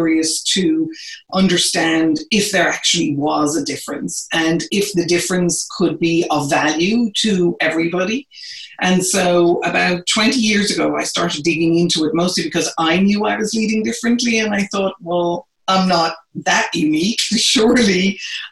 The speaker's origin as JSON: {"language": "English", "country": "Ireland", "moved": "as an adult", "lives_now": "United States", "said": "I am originally from Ireland. I've been in the US now for about 30 years."}